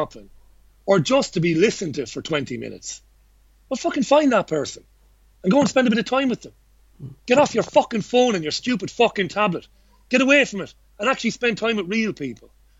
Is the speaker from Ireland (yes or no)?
yes; Waterford, Munster, Ireland; also born or lived in Fallowfield; now in Salford, United Kingdom; I grew up in Ballybeg in Waterford City and housing estate full of working class families.